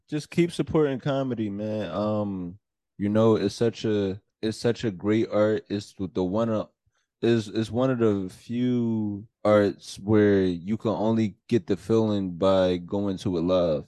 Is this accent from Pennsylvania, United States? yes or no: yes; Philadelphia, Pennsylvania, United States; moved away as an adult; also born or lived in New York; now in North Jersey, United States; my life growing up in Philly